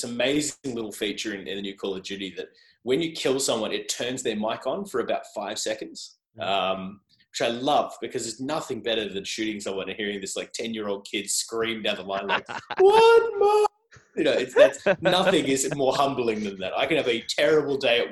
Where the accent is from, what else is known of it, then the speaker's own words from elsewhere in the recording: Australia; accent: Australian; my awful Australian accent